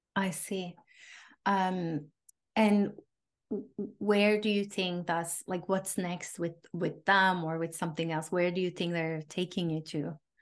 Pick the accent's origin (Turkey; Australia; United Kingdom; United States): Turkey; I grew up in Turkey